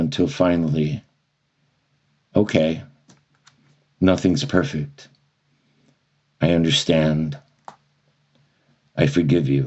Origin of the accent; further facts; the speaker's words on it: Miami, Florida, United States; in Miami, which is a very unique place, to say the least, to grow up in.